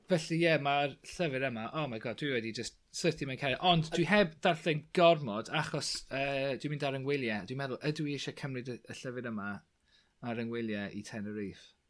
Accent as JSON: {"language": "Welsh", "area": "Clwydian Range", "region": "Wales", "country": "United Kingdom", "tie": "born or raised there", "said": "Bryniau Clwyd, achos yn amlwg dyna fy milltir sgwar i."}